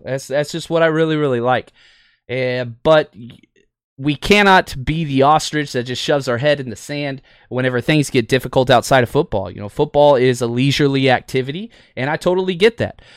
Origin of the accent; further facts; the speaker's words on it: Fort Worth, Texas, United States; I was able to get into football at a very young age growing up in Texas